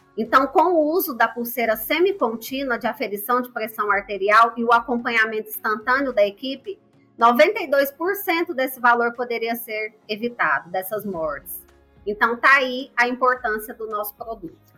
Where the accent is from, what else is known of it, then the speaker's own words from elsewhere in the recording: Goiânia, Goiás, Brazil; eu sou de Goiás, Goiânia